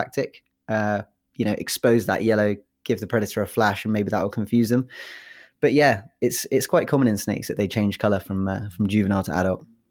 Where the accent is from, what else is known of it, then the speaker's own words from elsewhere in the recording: England, United Kingdom; moved away as an adult; now in United States; I'm actually not from Wales. Uh, I'm from England